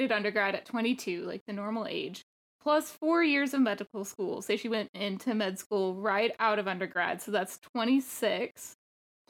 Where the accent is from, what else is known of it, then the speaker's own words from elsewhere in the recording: Texas Panhandle, United States; being a panhandle person